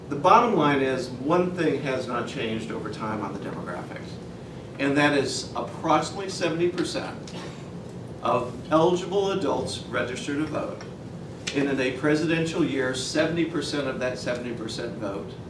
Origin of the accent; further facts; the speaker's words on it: Oklahoma, United States; What I consider my home state, I was, grew up as an Army brat, but what I consider my home state of Oklahoma had an eight-point drop-off of turnout from 2008